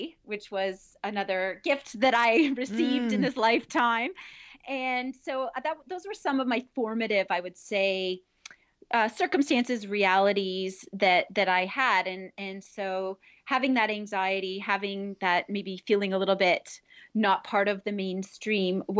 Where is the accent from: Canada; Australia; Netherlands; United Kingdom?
Canada; Northern Ontario; I grew up in Northern Ontario